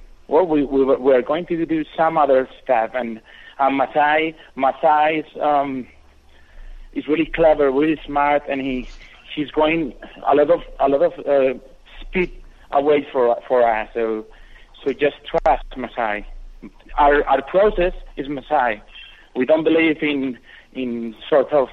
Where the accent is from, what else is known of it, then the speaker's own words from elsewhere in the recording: Madrid, Community of Madrid, Spain; I'm a rapper from Madrid